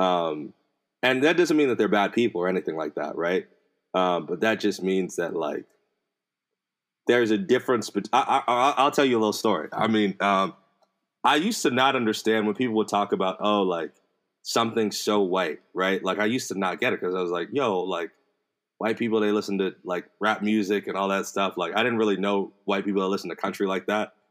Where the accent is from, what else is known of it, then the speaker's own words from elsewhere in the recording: United States; I grew up in America my whole life.